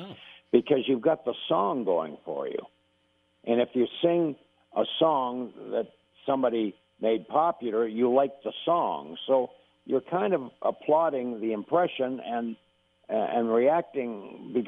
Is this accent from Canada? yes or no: yes; Canada; I'm a Canadian